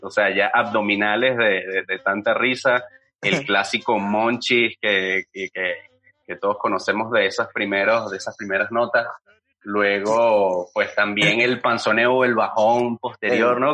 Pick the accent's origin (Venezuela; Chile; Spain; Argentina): Venezuela; now in Mexico; yo soy venezolano